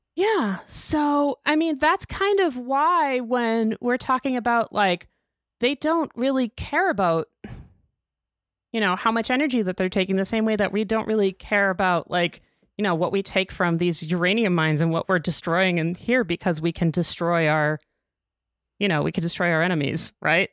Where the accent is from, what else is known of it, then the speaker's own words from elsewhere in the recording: United States; I'm an American